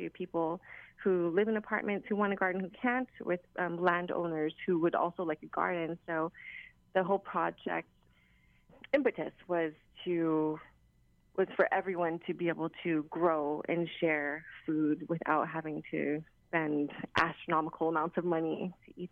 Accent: Honolulu, Hawaii, United States; growing up in Palolo

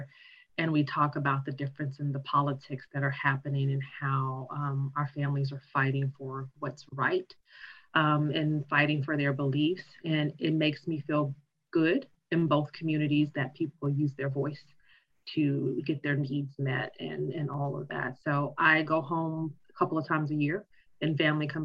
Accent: Arkansas, United States; also born or lived in Chicago, Illinois; They kind of know the Arkansas part

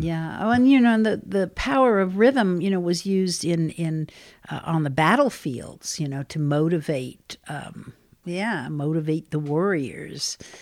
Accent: twenty miles outside of New York City, United States; I grew up about twenty miles outside of New York City, northeast towards Connecticut.

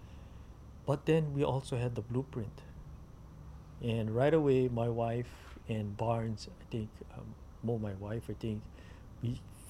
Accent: Hanalei, Hawaii, United States; when I was growing up in Hanalei

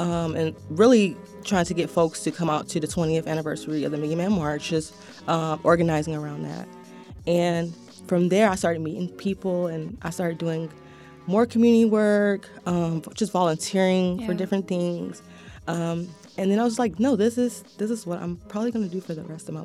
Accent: Wilmington, North Carolina, United States; I'm a native to Wilmington, North Side specifically. Grew up on 6th and Harness Street

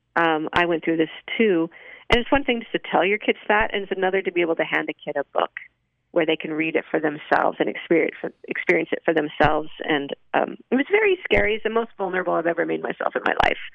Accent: Salt Lake City, Utah, United States; growing up in Salt Lake

